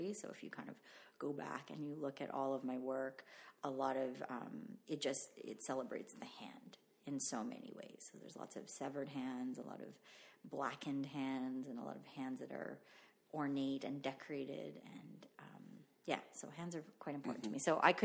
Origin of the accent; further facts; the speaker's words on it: Canada; first language Tagalog; English is a second language; also born or lived in Philippines; growing up in Canada